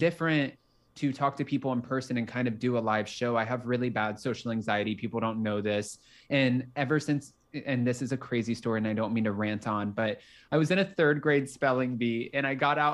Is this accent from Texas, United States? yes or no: no; Palm Beach County, Florida, United States; moved away as an adult; also born or lived in Los Angeles, California; I'm originally from Palm Beach County, Florida, and it's about an hour north of Miami.